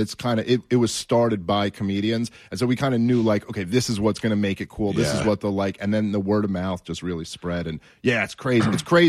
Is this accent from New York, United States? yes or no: yes; New York City, New York, United States; You know, I've been born and raised in New York City.